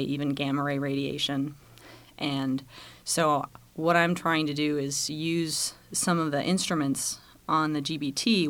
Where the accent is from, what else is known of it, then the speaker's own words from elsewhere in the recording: Massachusetts, United States; moved away as an adult; also born or lived in Boulder, Colorado / Charlottesville, Virginia; I'm originally from New England. I grew up in Massachusetts, spent most of my early years there.